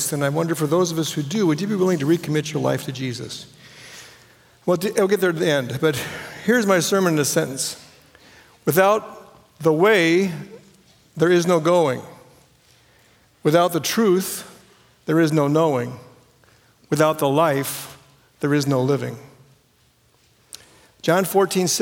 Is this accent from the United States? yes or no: yes; Paramount, California, United States; I'm from Paramount, California